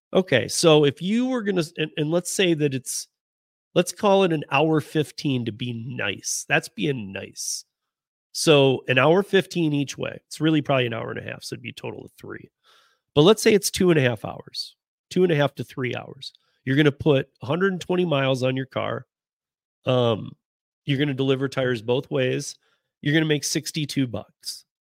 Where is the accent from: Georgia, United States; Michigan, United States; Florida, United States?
Michigan, United States; moved away; I'm from Michigan. I grew up with Lake Effect from Chicago